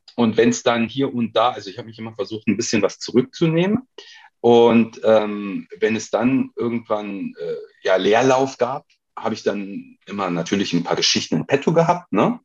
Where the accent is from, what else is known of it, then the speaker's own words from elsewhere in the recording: Krefeld, North Rhine-Westphalia, Germany; also born or lived in Duisburg; ich bin in Krefeld aufgewachsen, ne? also Duisburg nur geboren